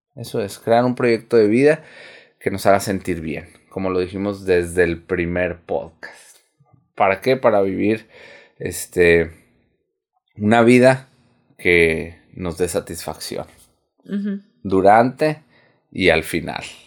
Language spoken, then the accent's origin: Spanish; Sonora, Mexico; nosotros, por ejemplo, somos de aquí de Sonora.